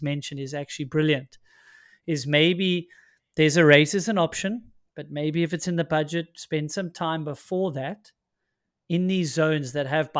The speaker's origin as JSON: {"language": "English", "country": "South Africa", "said": "as a South African."}